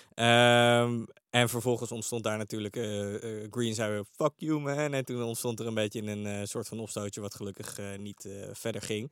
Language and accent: Dutch; The Hague, South Holland, Netherlands; in Den Haag waar ik vandaan kom